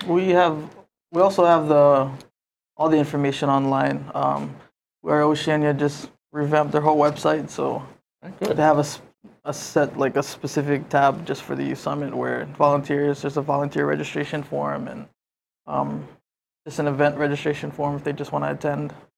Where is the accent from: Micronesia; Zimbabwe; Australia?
Micronesia; Yap; now in Hawaii, United States; I'm from Yap